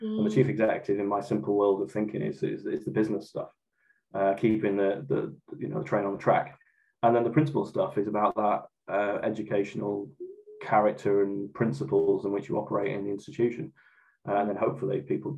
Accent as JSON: {"language": "English", "town": "Morecambe", "region": "North West England", "country": "United Kingdom", "also_born_or_lived": "Newcastle upon Tyne", "moved": "as an adult", "lives_now": "Great Yarmouth, United Kingdom", "said": "I'm originally from Morecambe up in Lancashire"}